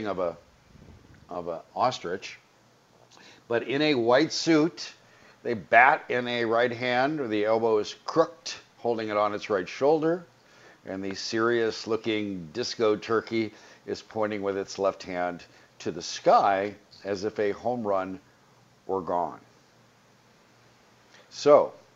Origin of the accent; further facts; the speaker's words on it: the Valley, California, United States; I grew up in the Valley